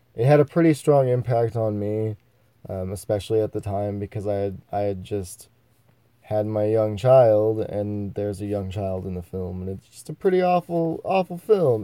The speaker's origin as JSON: {"language": "English", "country": "United States", "tie": "born or raised there", "said": "I am an American, born in the United States of America"}